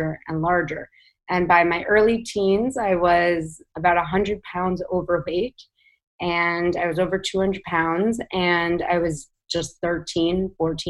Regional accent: New York City, New York, United States; I grew up in New York City

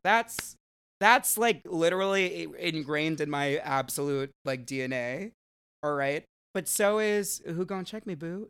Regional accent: New Jersey, United States; I'm from New Jersey. I'm a Jersey girl, born and raised

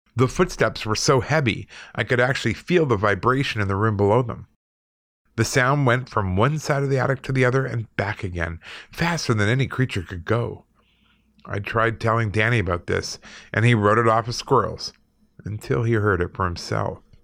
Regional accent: Canada; moved away; also born or lived in Manitoba / Alberta; I'm Canadian

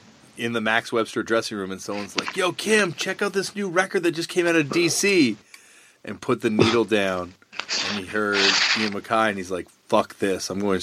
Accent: Toronto, Ontario, Canada; Yeah, Riverdale.

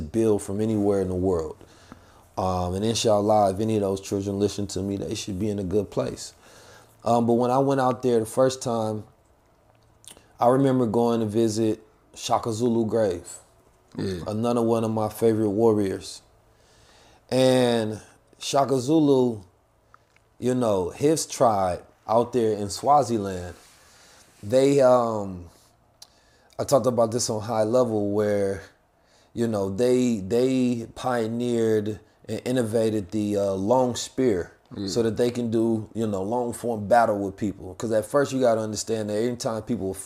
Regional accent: United States; I am American

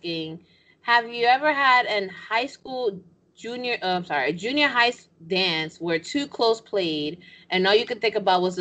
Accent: New York, United States; I'm from New York. I'm Dominican

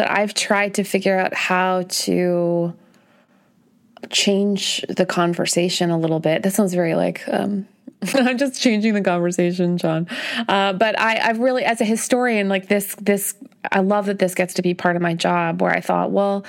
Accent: Canada; moved away; I'm the kind of Canadian who brings it up this early, I guess, in the conversation. So I'm from Canada

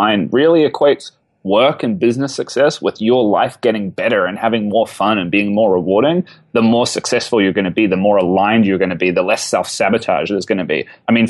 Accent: New Zealand; Oh, I'm from New Zealand. I was living in that part of the world

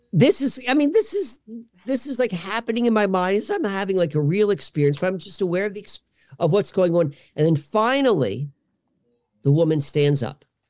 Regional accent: Columbia, Maryland, United States; now in Hershey, Pennsylvania, United States; I grew up outside of, um, a Baltimore town called Columbia, Maryland

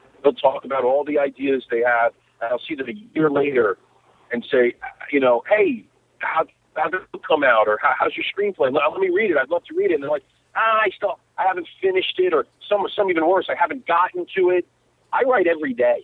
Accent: New York, United States; born or raised there; moved away

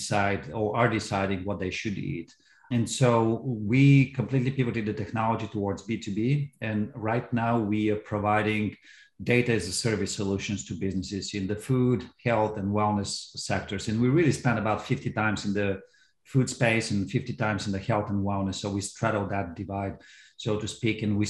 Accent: Bulgaria; moved away as an adult; now in United States; I'm from Bulgaria originally, and I came here for college in 1992.

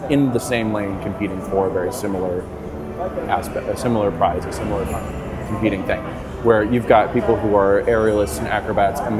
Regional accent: Rochester, New York, United States; now in Las Vegas, United States; See where I grew up, it was also unpredictable because I grew up in Rochester, New York, which sometimes it would snow on my birthday and sometimes it would be beautiful and sunny.

